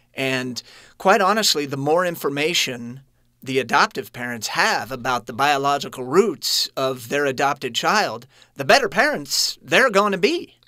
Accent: Kansas City, Missouri, United States; I was born in Kansas City

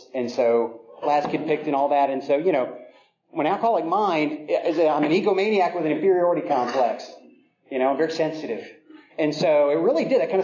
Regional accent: Virginia, United States; I grew up in Virginia

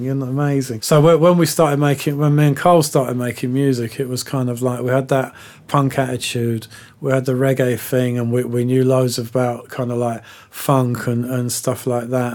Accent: London, United Kingdom; growing up in West London at that time

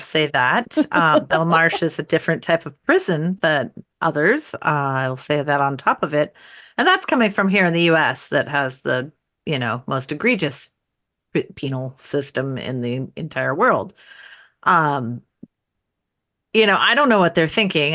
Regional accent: United States; as an American citizen

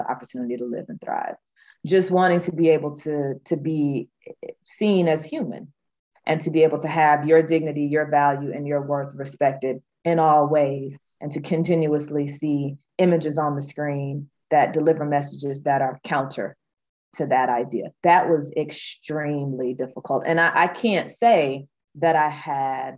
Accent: Georgia, United States; here in my home state of Georgia

